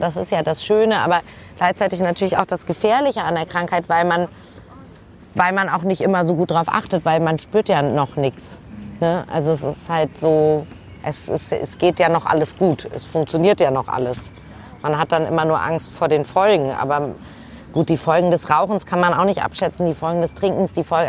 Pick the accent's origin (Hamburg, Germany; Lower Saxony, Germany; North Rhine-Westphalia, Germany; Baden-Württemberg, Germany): Hamburg, Germany; ich komme ja aus Hamburg